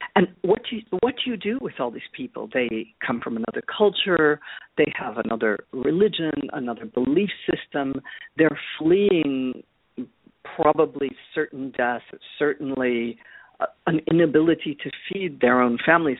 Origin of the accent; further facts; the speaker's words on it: Chicago, Illinois, United States; now in Paris, France; I grew up in Chicago on uh, the well, on the northwest side of the city